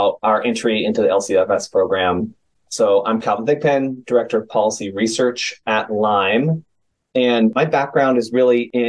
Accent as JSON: {"language": "English", "town": "San Francisco", "region": "California", "country": "United States", "tie": "born or raised there", "said": "my hometown of San Francisco"}